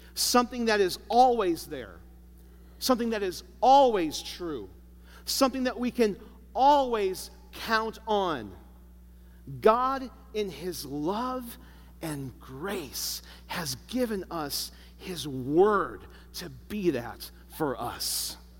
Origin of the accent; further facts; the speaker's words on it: Chicago, Illinois, United States; I grew up in Chicago